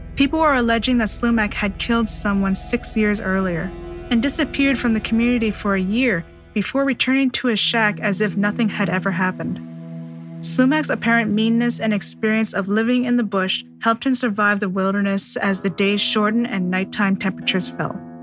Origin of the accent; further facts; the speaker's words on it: Seabird Island First Nation, British Columbia, Canada; Growing up in Seabird Island First Nation